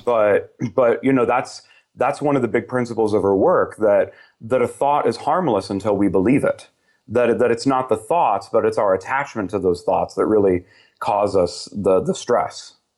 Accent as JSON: {"language": "English", "region": "Southern California", "country": "United States", "tie": "born or raised there", "said": "I grew up in Southern California, about an hour east of L"}